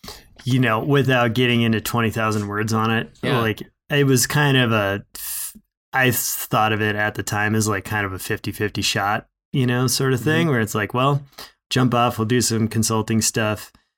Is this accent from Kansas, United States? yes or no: no; Minnesota, United States; moved away as an adult; now in Bozeman, United States; You know, I moved from Minnesota, so I was still, you know, essentially didn't get into big mountains until I was 20.